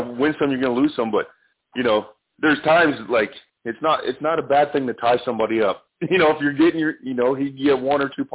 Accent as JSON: {"language": "English", "country": "Canada", "said": "I'm Canadian"}